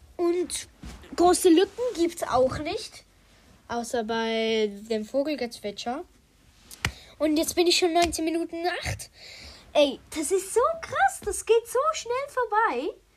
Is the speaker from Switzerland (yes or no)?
yes; Switzerland; ich komme aus der Schweiz